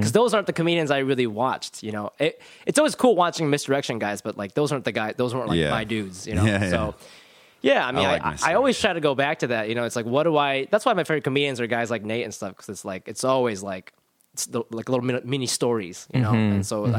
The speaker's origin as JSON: {"language": "English", "town": "Columbus", "region": "Ohio", "country": "United States", "said": "Columbus, Ohio."}